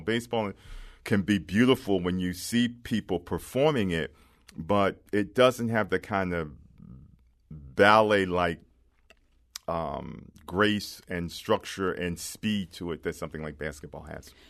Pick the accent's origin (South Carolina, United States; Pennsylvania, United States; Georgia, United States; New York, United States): Pennsylvania, United States; Philadelphia; I grew up in Philadelphia, and I grew up in a working class neighborhood